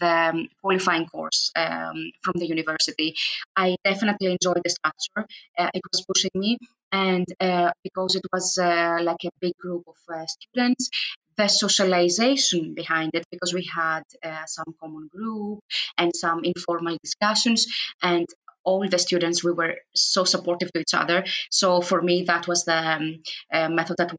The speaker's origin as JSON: {"language": "English", "country": "Greece", "second_language": "English", "moved": "as an adult", "lives_now": "Sweden", "said": "coming from Greece and having also a difficulty with the accent"}